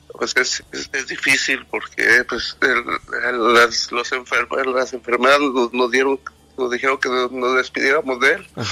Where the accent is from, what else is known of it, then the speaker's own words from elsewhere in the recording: Celaya, Guanajuato, Mexico; now in Katy, United States; De Celaya, Guanajuato